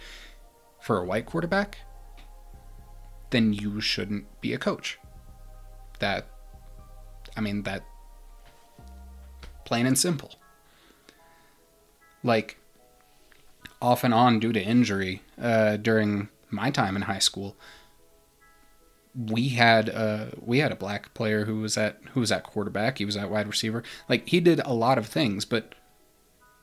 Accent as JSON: {"language": "English", "town": "Manitou Springs", "region": "Colorado", "country": "United States", "said": "I'm from Manitou Springs"}